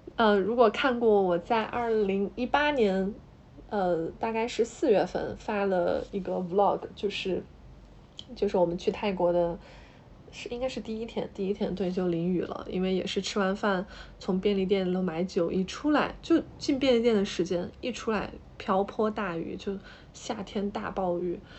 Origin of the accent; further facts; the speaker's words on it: Hubei, China; 因为我是湖北人嘛